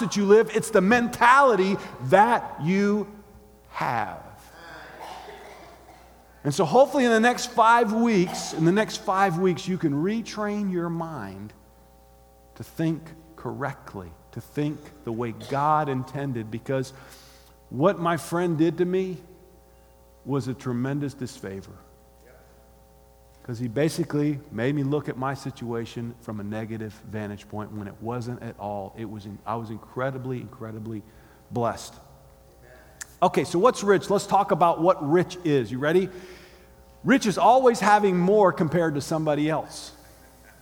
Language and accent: English; Gainesville, Florida, United States; born or raised there